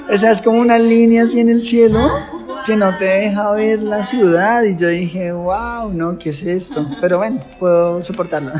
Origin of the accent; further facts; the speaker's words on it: Facatativá, Cundinamarca, Colombia; moved away; Soy de la ciudad de Facatativá, es un municipio ubicado a más o menos 50 kilómetros de, de Bogotá, que es la capital de Colombia